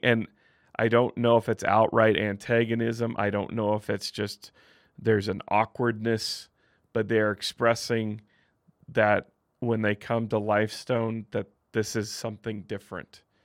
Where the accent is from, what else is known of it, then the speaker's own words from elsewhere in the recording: Midwest, United States; now in Utah, United States; I grew up in the Midwest, not a ton of L D S people there